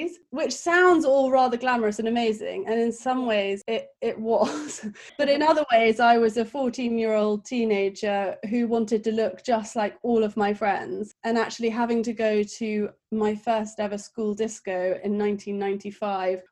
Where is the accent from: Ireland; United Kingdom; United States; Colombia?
United Kingdom; Kent, South East England; moved away as an adult; now in London, United Kingdom; So I'm from Kent, which is like a countryside outside of London. I now have lived in London for about 10 years